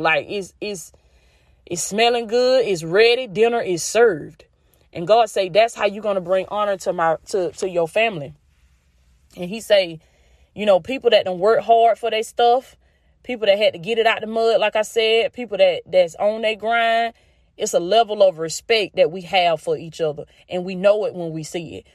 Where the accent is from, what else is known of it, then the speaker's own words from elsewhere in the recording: the South, United States; accent: country; I grew up in the South. I'm still in the South. And this is just the dialect